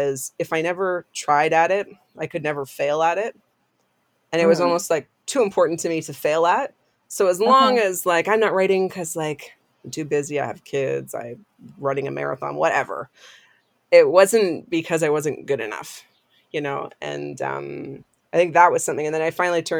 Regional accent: Sarnia, Ontario, Canada; I was at Sarnia Christian School, which is a grade school in my hometown

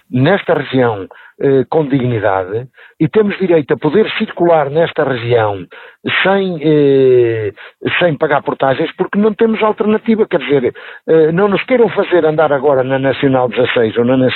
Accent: Portugal; Somos portugueses como os outros, trabalhamos como os outros, pagamos impostos como todos os outros

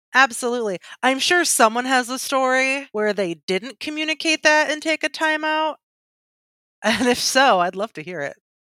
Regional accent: Michigan, United States; I'm from Michigan and like car capital

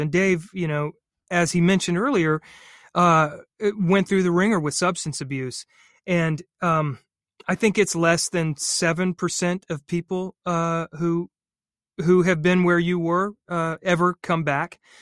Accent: North Carolina, United States; moved away as an adult; didn't have the scores to get into state or Carolina or any of the vaunted uh, universities in my home state

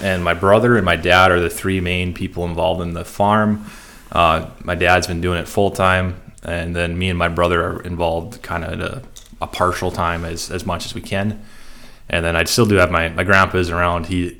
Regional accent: Arthur, North Dakota, United States; I grew up in Arthur, North Dakota. It's a half hour northwest of our office here. And so we farm in the Red River Valley, kind of on the, maybe you could say on the western edge of where it is

